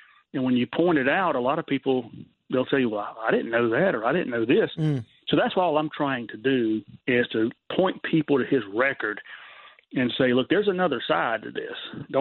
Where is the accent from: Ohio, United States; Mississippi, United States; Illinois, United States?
Mississippi, United States; moved away; I'm a Southerner. I'm originally from Mississippi